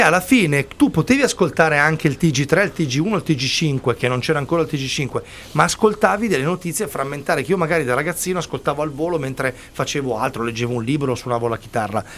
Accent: Milan, Lombardy, Italy; da buon milanese

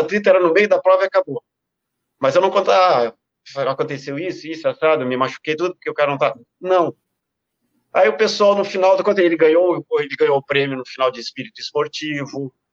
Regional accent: South Region, Brazil; no Extremo Sul, né, e, e dentro da minha terra

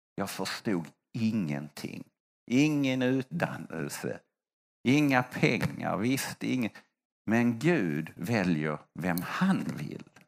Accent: Sweden; Jag är svensk

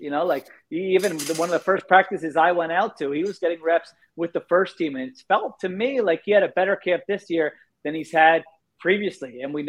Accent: Philadelphia, Pennsylvania, United States; Philadelphia being my hometown

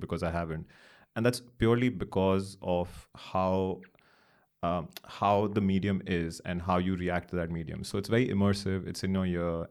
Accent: Delhi, India; also born or lived in Chennai; born and raised in Delhi

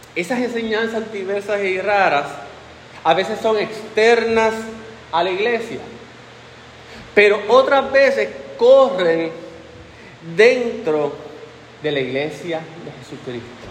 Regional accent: Puerto Rico; que somos nosotros puertorriqueños

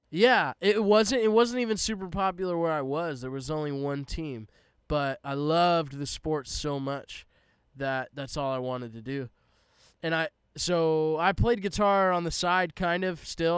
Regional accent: Palm Desert, California, United States; moved away as an adult; also born or lived in Arizona / Tennessee; so I grew up in Southern California, Palm Desert specifically.

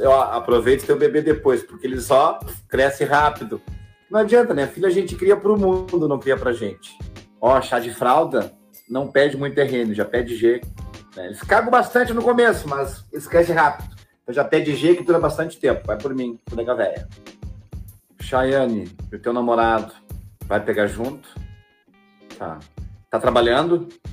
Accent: Porto Alegre, Rio Grande do Sul, Brazil; uma coisa meio periferia, anos 90, anos 80, onde eu me criei, época que eu me criei

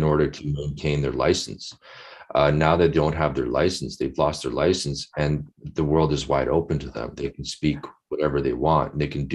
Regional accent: Winnipeg, Manitoba, Canada; I'm from Winnipeg. I grew up there

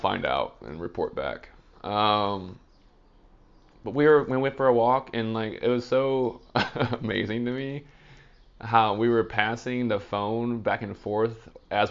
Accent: United States; I'm American and I don't speak other languages

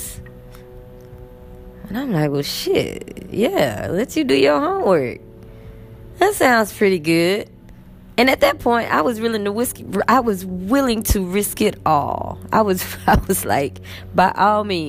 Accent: United States; moved away as an adult; now in Egypt; who I was as an American

